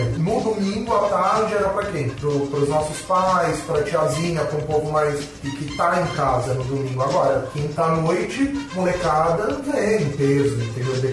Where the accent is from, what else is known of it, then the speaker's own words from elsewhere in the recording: Brazil; como bom brasileiro, cresci dentro